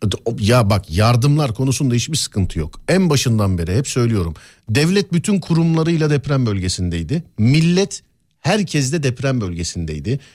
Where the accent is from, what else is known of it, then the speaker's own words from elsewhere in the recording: Istanbul, Turkey; also born or lived in Üsküdar, Istanbul; Abi ben Şişliliyim. Üsküdar'da, e, yaşıyorum bir dönemdir. Ama Şişliliyim.